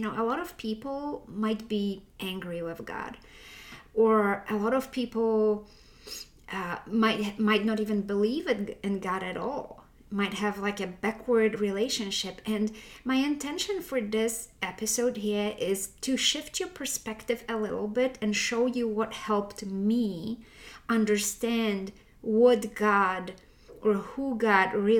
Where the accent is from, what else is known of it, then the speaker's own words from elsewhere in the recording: Poland; I was raised in Poland, and most of the Poland is Roman Catholic